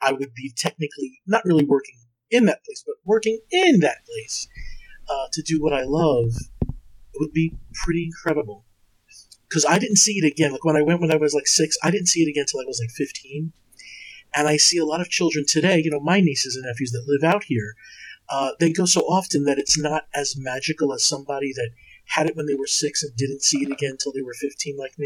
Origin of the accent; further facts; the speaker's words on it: New York, United States; as a kid growing up in New York